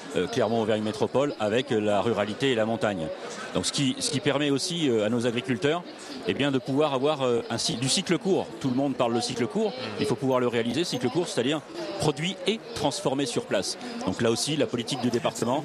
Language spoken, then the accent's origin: French; Puy-de-Dôme, Auvergne-Rhône-Alpes, France; chez nous dans le Puy-de-Dôme